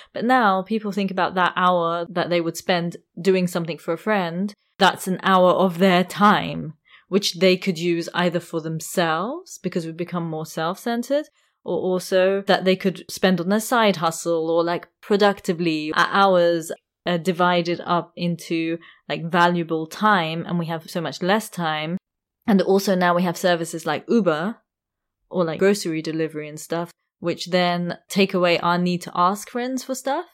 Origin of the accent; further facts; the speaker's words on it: London, United Kingdom; I come from London